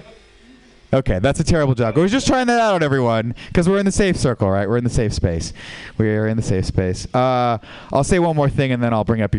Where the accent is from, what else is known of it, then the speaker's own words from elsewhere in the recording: San Francisco, California, United States; I'm from San Francisco